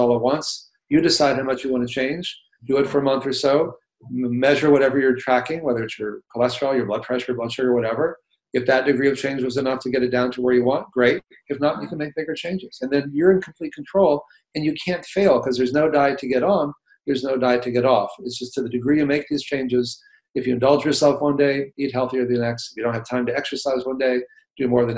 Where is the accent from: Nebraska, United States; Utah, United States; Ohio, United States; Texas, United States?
Texas, United States; when I grew up in Texas eating, you know, a lot of cheeseburgers and chalupas